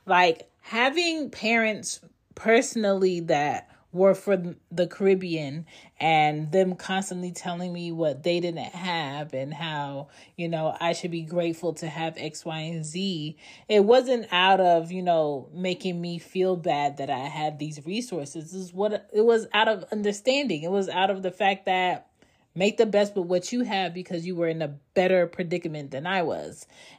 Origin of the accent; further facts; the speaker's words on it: East Coast, United States; also born or lived in Philadelphia / Baltimore / Maryland / Florida; myself, I was growing up on the East Coast, you know, whether it was in Philly, Baltimore, Maryland, Florida, or Georgia, I had a diverse upbringing around different cultures and kids.